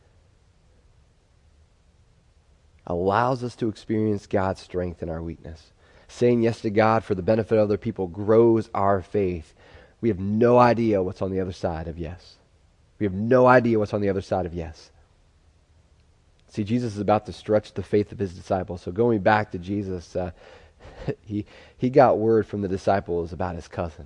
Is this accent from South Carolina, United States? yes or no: no; Pennsylvania, United States; growing up in Pennsylvania, we had a unique way of grief